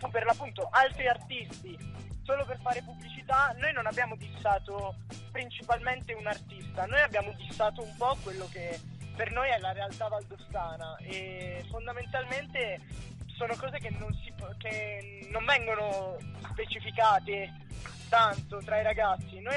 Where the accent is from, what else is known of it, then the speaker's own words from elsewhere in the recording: Aosta Valley, Italy; noi principalmente della Valle d'Aosta